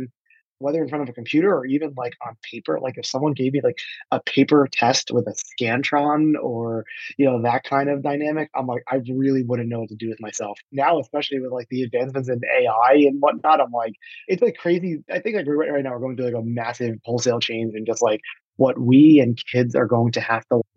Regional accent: Sayreville, New Jersey, United States; also born or lived in Flushing, Queens, New York; while I was born in Queens, I was raised in New Jersey, a town called Sayreville

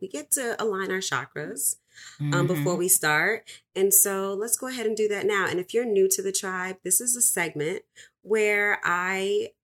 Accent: New York City, New York, United States; I'm from the Bronx too

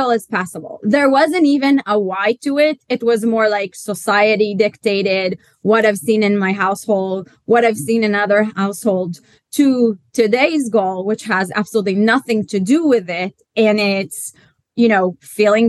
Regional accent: Israel; now in London, United Kingdom; I am Israeli, but based in London

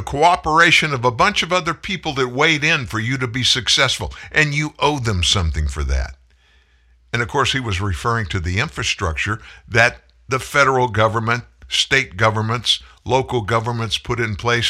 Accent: Louisiana, United States; also born or lived in South Texas; I was born in South Texas. I lived most of my life in Louisiana.

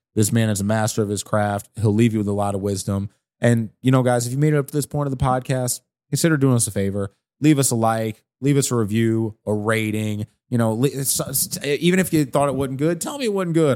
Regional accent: St. Louis, Missouri, United States; I'm from the South Side.

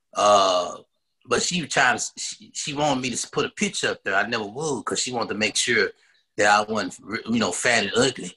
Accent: Dallas, Texas, United States; I'm from Dallas, born and raised, uh, Oak Cliff

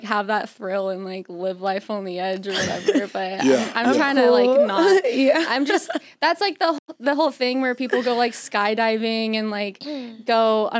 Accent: Northern California, United States; we're both from Northern California, or we're all from Northern California.

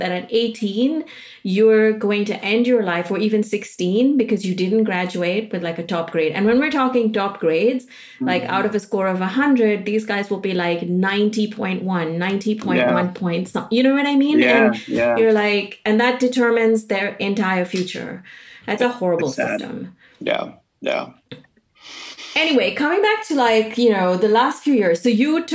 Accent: India; I was raised in India

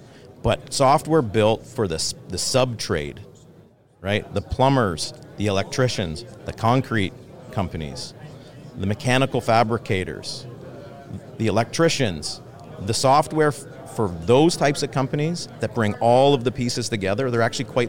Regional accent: London, Ontario, Canada; London, Ontario.

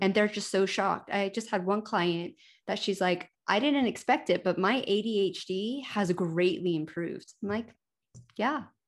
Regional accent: United States; moved away; also born or lived in Denver, Colorado / United Kingdom; I spent almost fourteen years in the United Kingdom, and I grew up in America. I was actually born in Denver

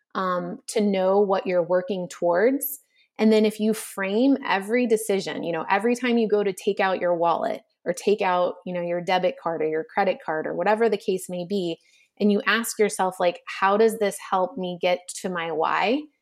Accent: Texas, United States; moved away; as a little kid growing up in Texas

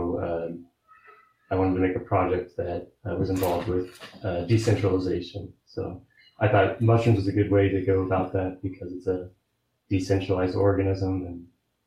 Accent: Kansas City, United States; we're from Kansas City

